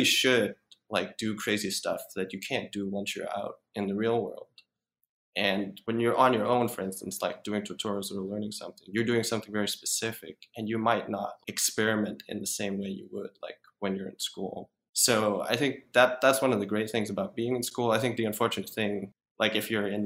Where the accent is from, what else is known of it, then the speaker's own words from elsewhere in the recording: Denmark; moved away; I'm from Denmark originally